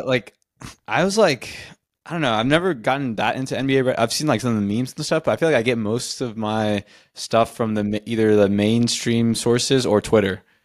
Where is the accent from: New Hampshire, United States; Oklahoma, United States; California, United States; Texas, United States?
Texas, United States; Austin; I grew up in Austin